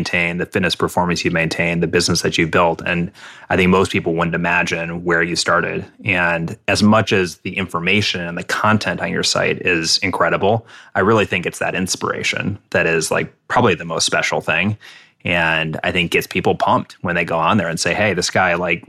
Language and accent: English; Midwest, United States; I grew up in the Midwest